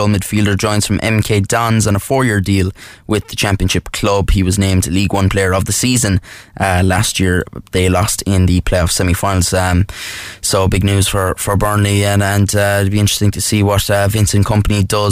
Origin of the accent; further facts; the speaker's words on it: Kerry, Munster, Ireland; I'm from Kerry